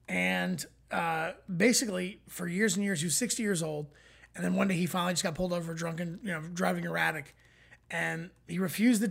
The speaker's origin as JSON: {"language": "English", "region": "Florida", "country": "United States", "tie": "born or raised there", "moved": "yes", "lives_now": "Los Angeles, United States", "said": "We're two Florida natives. We're born there. We both live in Los Angeles now."}